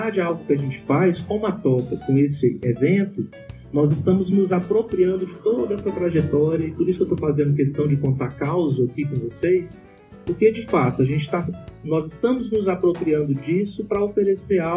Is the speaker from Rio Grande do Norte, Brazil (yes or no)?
no; São Paulo, Brazil; eu sou paulista, paulistana e São Paulina.